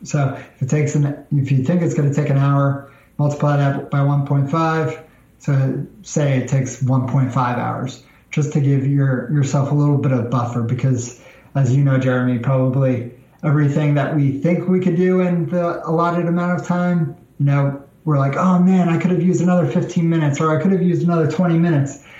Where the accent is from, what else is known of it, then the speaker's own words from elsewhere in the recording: New York, United States; moved away as an adult; now in Nashville, United States; I'm originally from New York, so the South is a bit different than uh, than New York